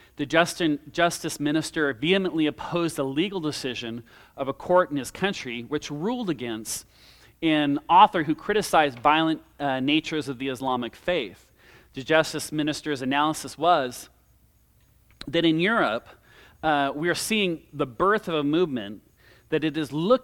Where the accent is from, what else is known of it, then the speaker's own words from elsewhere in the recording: California, United States; As I mentioned earlier, in my home state in California, there was a hate crime bill